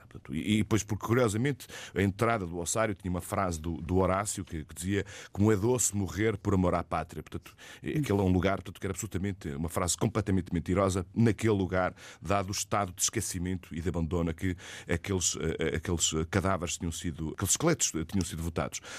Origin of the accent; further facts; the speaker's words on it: Portugal; como português